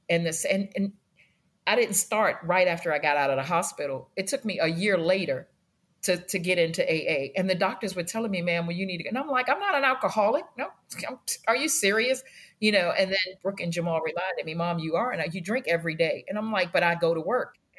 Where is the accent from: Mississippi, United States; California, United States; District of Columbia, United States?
District of Columbia, United States; Washington; I grew up in Washington, D C, and we started out in Northwest Washington off of Georgia Avenue